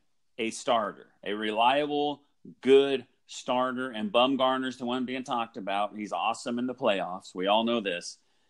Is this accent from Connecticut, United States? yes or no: no; Oklahoma, United States; I grew up in Oklahoma, so I'm an Oklahoma Sooner fan.